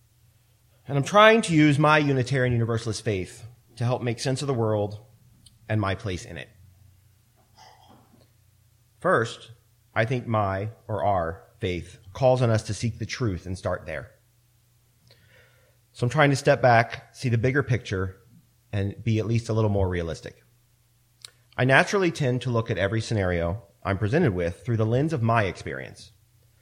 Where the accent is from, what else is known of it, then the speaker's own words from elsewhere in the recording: Central Maryland, United States; I grew up in Central Maryland, and I went to school on a military base